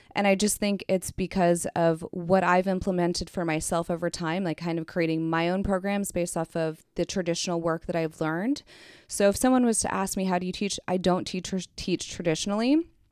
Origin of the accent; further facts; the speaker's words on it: Kansas City, United States; moved away as an adult; also born or lived in Philadelphia; I am from Kansas City